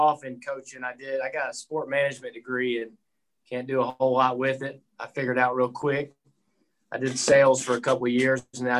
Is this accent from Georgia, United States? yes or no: yes; Gwinnett County, Georgia, United States; I'm originally from Gwinnett County, and I went to high school at Nicula.